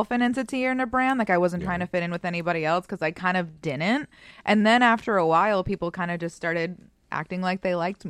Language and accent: English; Boston, Massachusetts, United States; moved away as an adult; I was the first person in my entire family to move out of Massachusetts. And I moved out of Massachusetts when I was 18 by myself